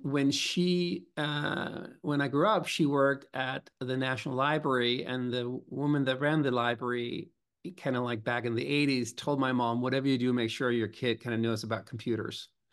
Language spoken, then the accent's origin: English; Copenhagen, Capital Region of Denmark, Denmark; now in New York City, United States; I grew up, uh, in Copenhagen.